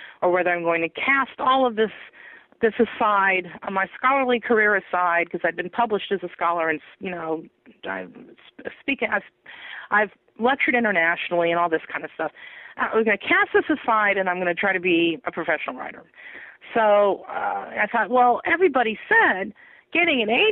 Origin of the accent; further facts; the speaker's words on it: Humboldt County, California, United States; I grew up in Humboldt County